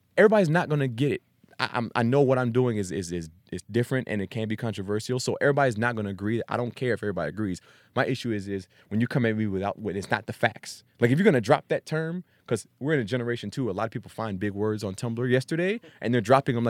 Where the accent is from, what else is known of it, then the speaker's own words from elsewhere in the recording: East Coast, United States; when I grew up on the East Coast for most of my time with a military family.